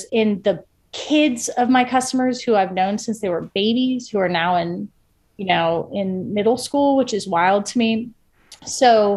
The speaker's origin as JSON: {"language": "English", "region": "Ohio", "country": "United States", "tie": "born or raised there", "also_born_or_lived": "Iowa", "moved": "as an adult", "lives_now": "Atlanta, United States", "said": "I grew up in Ohio."}